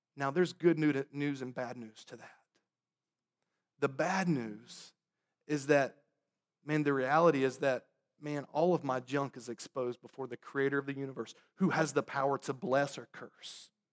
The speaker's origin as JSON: {"language": "English", "region": "North Carolina", "country": "United States", "tie": "born or raised there", "moved": "yes", "lives_now": "Boston, United States", "said": "I'm from the South, grew up in North Carolina."}